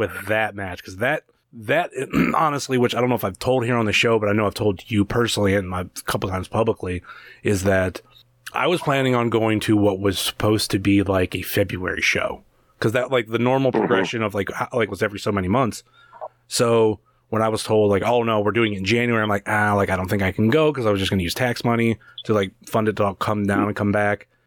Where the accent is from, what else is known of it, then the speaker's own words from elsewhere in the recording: Cleveland, Ohio, United States; I'm from Cleveland